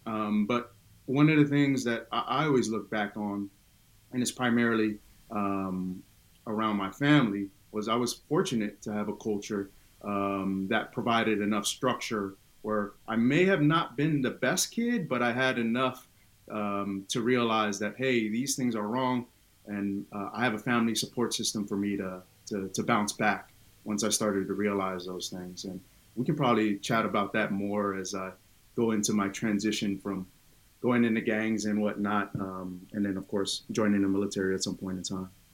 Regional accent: Oakland, California, United States; first language Tongan; English is a second language; I was born and raised in Oakland, California, uh, deep East Oakland

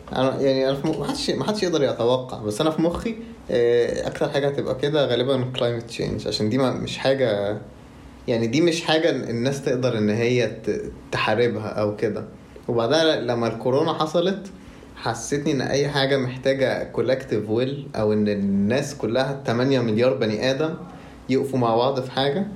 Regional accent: Egypt; إحنا كلنا كمصريين

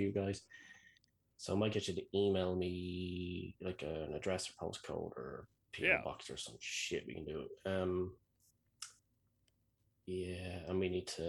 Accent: Ireland; I'm Irish

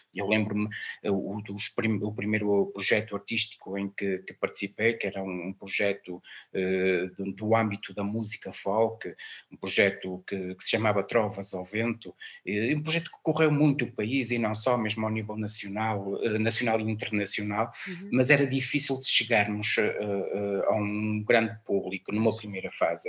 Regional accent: Portugal; A minha aldeia não é esta aqui de Mil, é, é do lado, é em Santa Maria

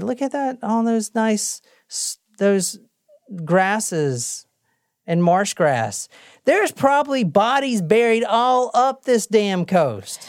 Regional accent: South Carolina, United States; I'm from the South.

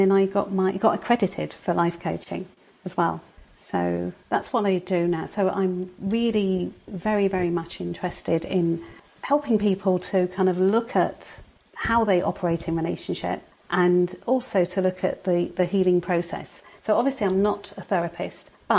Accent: London, United Kingdom; now in Crewe, United Kingdom; I was born in London. I'm a Londoner originally, but I'm up north at the moment

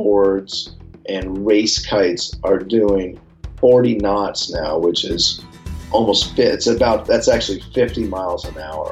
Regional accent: San Francisco, California, United States; born or raised there

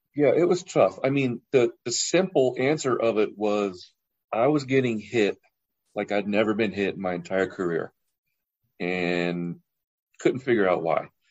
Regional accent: Orange County, California, United States; I'm from Orange County

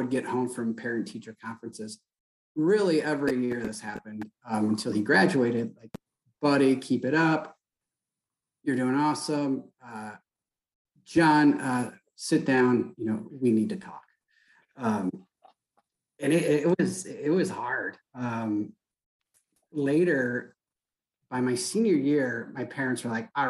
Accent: Saginaw, Michigan, United States; I grew up in Saginaw, Michigan, which is an old GM town

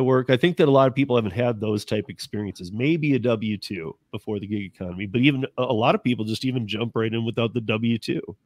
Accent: Michigan, United States; moved away; I'm originally from Michigan

